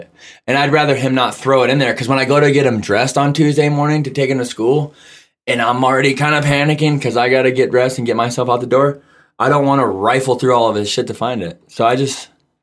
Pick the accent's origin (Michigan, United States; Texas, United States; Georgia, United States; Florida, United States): Michigan, United States; I grew up in Michigan, and all my cousins, all my friends, everybody raced.